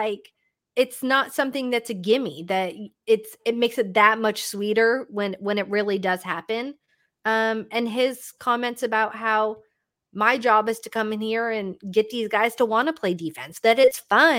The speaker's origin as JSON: {"language": "English", "town": "Toronto", "region": "Ontario", "country": "Canada", "said": "like I can totally understand why I'm being from Toronto."}